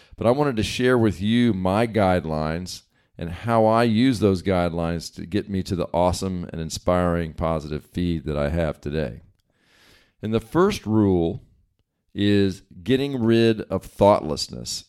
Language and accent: English; East Coast, United States; now in West Coast, United States; I grew up on the East Coast and now live on the West Coast